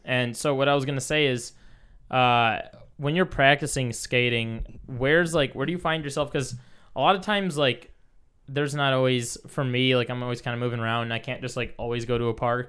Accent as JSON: {"language": "English", "region": "Michigan", "country": "United States", "moved": "yes", "said": "we're both from Michigan originally"}